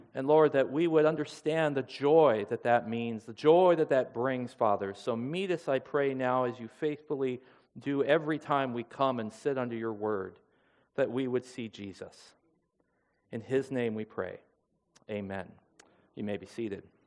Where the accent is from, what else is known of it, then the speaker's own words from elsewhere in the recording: Seattle, Washington, United States; now in Minnesota, United States; Our roots, we hail from the Seattle, Washington area